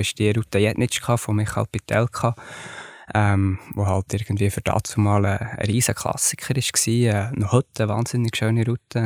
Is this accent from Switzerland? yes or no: yes; Switzerland; die Wendestöcke, das ist für mich, ja, das ist meine Heimat, oder? Von dort komme ich, dort, äh, äh, hat meine Familie geklettert